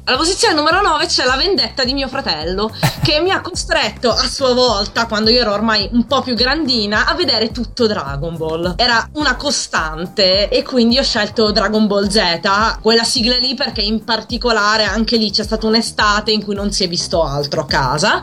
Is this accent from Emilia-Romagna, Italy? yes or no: no; Palermo, Sicily, Italy; moved away as an adult; now in Pavia, Italy; sono di Palermo, mi sono trasferita qui per l'università